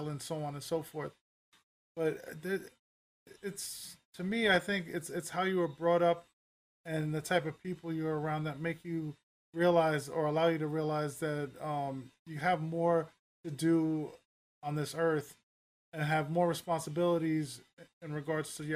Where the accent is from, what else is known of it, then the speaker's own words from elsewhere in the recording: New York City, New York, United States; now in Newark, United States; I grew up in the Upper West Side of Manhattan